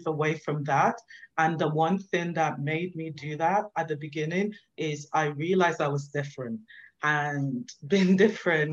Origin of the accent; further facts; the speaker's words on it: Nigeria; also born or lived in London, United Kingdom; I was born in London. And then at the early age of about one, my parents decided to move me to Nigeria